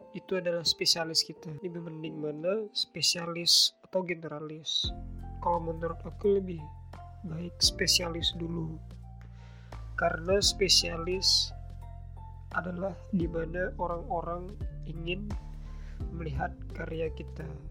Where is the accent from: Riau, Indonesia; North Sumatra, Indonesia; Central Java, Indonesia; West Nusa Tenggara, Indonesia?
Riau, Indonesia; Aku asli dari Riau